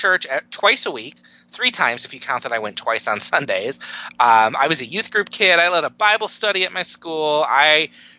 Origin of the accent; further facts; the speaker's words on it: Detroit, Michigan, United States; I am from the Detroit area, the very cold Detroit area this morning.